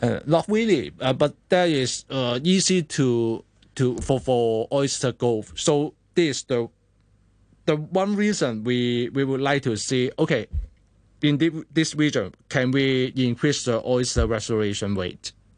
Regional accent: Hong Kong; as a Hong Kongers

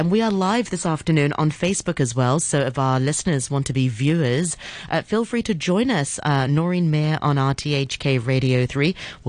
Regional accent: Hong Kong; we grew up in Hong Kong.

